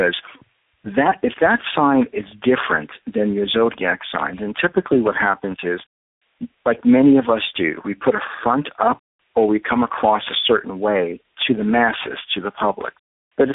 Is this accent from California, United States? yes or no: no; New York City, New York, United States; accent: New York; moved away; you probably can tell I'm a New Yorker from my accent